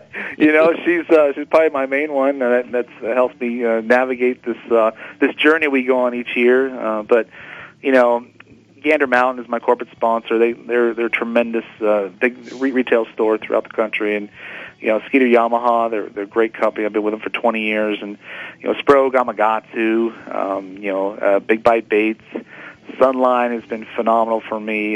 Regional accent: San Diego, California, United States; growing up in San Diego

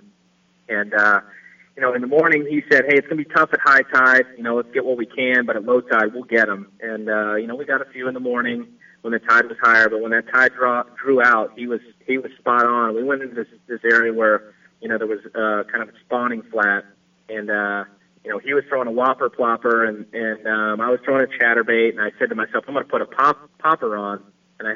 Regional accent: Florida, United States; moved away; I grew up in Florida

